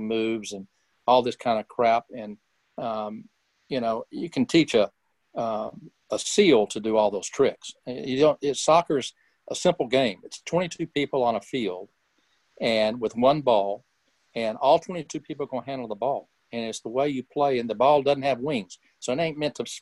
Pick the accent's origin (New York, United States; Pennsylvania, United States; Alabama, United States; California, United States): Alabama, United States; Birmingham; also born or lived in Oklahoma; I was born and raised in Birmingham, and only left twice, once to go to Oklahoma and once to go in the Army